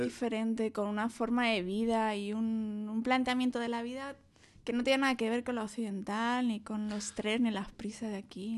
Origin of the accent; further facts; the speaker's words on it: Madrid, Community of Madrid, Spain; also born or lived in Douglas, Arizona, United States; Yo soy de Madrid.